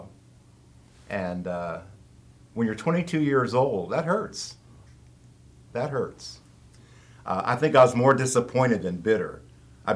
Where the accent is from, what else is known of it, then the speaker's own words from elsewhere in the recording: small town outside of Pittsburgh, Pennsylvania, United States; I grew up in a small town outside of Pittsburgh, Pennsylvania.